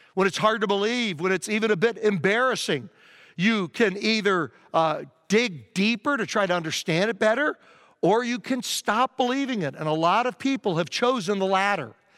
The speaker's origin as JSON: {"language": "English", "region": "Virginia", "country": "United States", "tie": "born or raised there", "said": "I grew up in Virginia"}